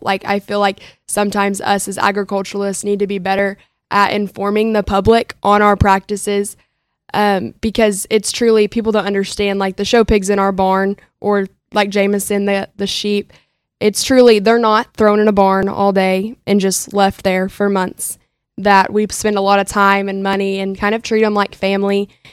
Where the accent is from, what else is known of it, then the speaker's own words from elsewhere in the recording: Minco, Oklahoma, United States; I am from Minko, Oklahoma